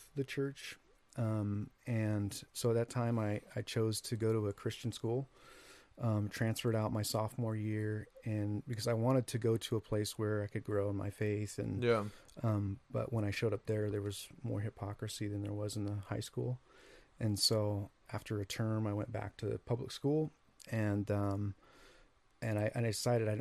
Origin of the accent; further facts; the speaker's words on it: Lebanon, Oregon, United States; also born or lived in Marysville, Washington; I grew up in Lebanon, Oregon, which is south of Salem.